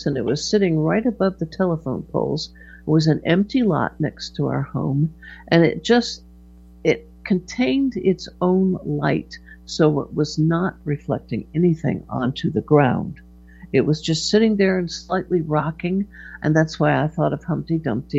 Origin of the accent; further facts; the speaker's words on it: Hartford, Connecticut, United States; I was born in Hartford, Connecticut. I was a Connecticut Yankee